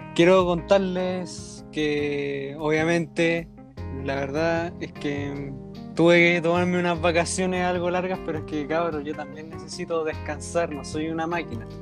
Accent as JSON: {"language": "Spanish", "town": "Santiago", "region": "Santiago Metropolitan Region", "country": "Chile", "said": "Yo soy de la RM, la región metropolitana."}